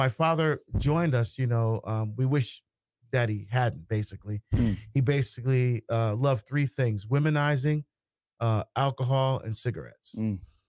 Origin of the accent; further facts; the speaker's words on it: Barbados; born there; First, I was born in Barbados in the West Indies.